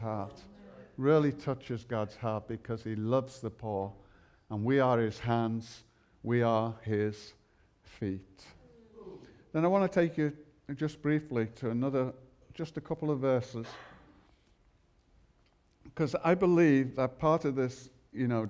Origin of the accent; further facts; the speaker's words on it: Liverpool, North West England, United Kingdom; I'm from Liverpool